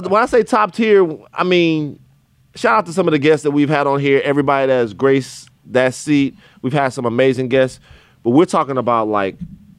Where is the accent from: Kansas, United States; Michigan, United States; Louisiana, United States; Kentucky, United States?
Louisiana, United States; And I'm already like I'm from Louisiana, so in my mind, you know, Jay Prince is a deity, right?